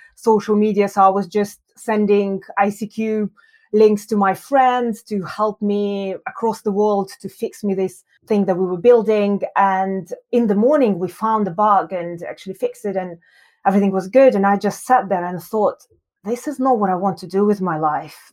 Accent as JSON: {"language": "English", "town": "Yekaterinburg", "region": "Sverdlovsk Oblast", "country": "Russia", "tie": "born or raised there", "also_born_or_lived": "Moscow, Russia", "moved": "as an adult", "lives_now": "London, United Kingdom", "said": "I was born in Russia. I was born in a very cold city called Yekaterinburg"}